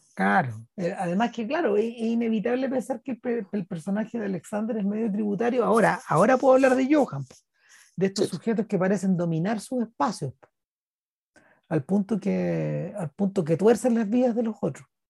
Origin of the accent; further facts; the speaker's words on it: Chile; Somos, somos chilenos